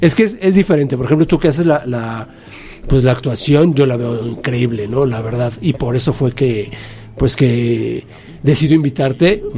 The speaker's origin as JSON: {"language": "Spanish", "country": "Mexico", "said": "siendo mexicano"}